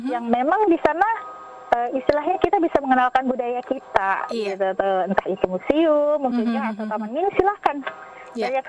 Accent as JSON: {"language": "Indonesian", "region": "West Java", "country": "Indonesia", "said": "ya kalau saya dari Sunda saya kenalkan budaya Sunda secara perlahan."}